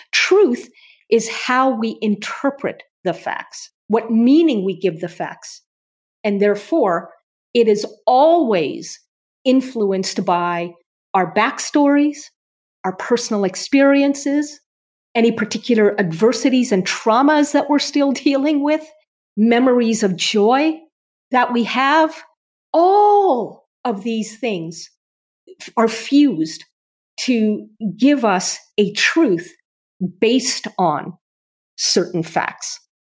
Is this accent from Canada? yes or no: yes; Canada; I'm Canadian